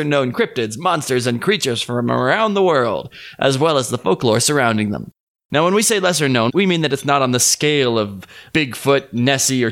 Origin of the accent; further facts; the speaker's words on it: Salt Lake City, Utah, United States; I'm from Salt Lake City, Utah. Born and raised